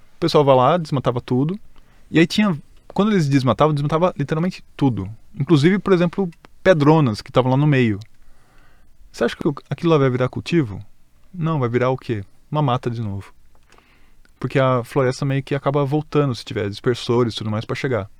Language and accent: Portuguese; Greater São Paulo, Brazil; a gente é da Grande São Paulo